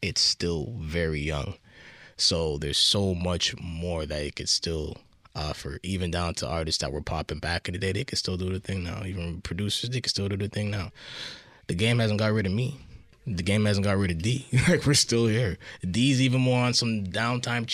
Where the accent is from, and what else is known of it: Toronto, Ontario, Canada